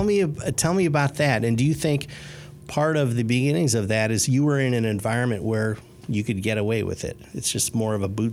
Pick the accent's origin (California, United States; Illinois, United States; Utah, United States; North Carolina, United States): Illinois, United States; Chicago; now in Indianapolis, United States; So I did not grow up in a small town. I grew up in Chicago, the antithesis of a small town.